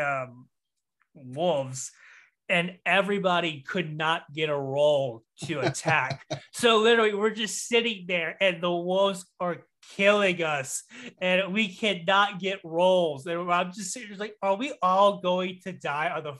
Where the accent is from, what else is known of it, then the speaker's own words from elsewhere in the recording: the South, United States; growing up in the South